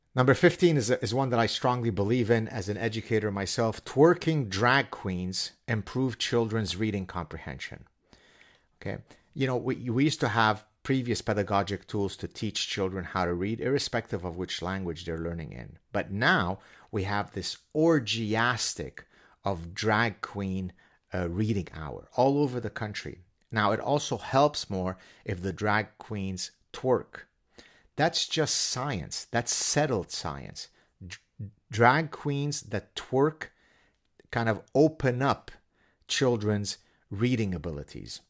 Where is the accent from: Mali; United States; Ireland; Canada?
Canada; I'm Canadian.